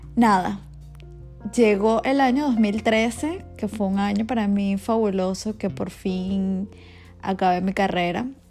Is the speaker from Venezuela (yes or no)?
yes; Valencia, Carabobo, Venezuela; yo soy de Valencia, nací y, y me crié en Valencia, pero ya luego me fui a estudiar a otro sitio